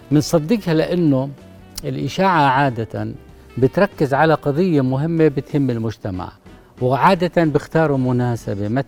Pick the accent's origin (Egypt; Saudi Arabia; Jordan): Jordan